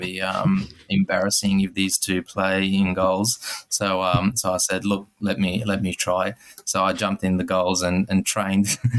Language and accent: English; Serbia; now in Australia; My background is Serbian, so I, living in Europe and growing up in Serbia